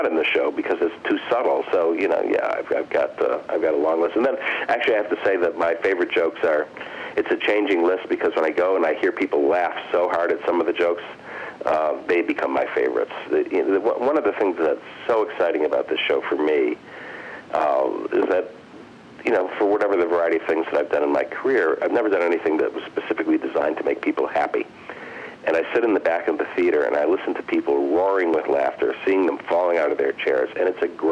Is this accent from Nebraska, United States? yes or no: no; Detroit, Michigan, United States; moved away as an adult; now in New York, United States; I grew up in Detroit